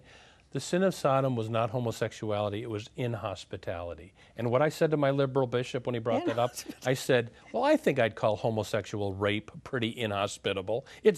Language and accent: English; Minneapolis, Minnesota, United States; I'm from Minneapolis.